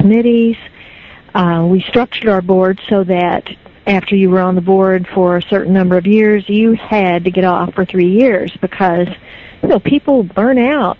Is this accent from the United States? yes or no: yes; Meade County, Kentucky, United States; now in Frankfort, United States; I grew up in Meade County